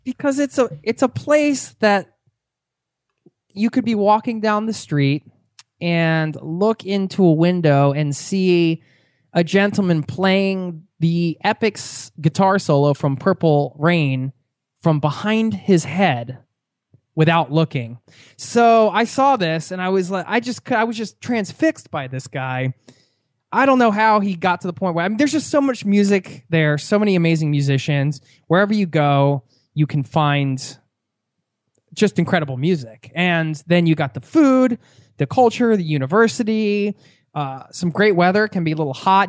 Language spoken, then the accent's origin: English; Pennsylvania, United States; we're both from Pennsylvania